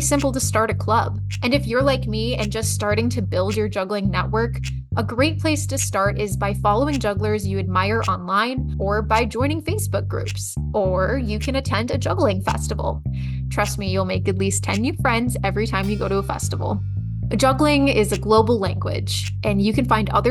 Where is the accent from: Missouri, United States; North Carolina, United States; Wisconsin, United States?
Wisconsin, United States; now in Cedar Rapids, United States; my home state, Wisconsin